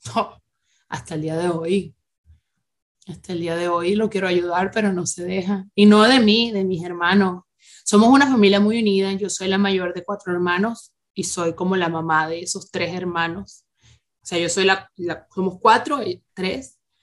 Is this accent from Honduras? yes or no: no; Venezuela; moved away as an adult; todo el mundo espera que las venezolanas seamos unas muñecas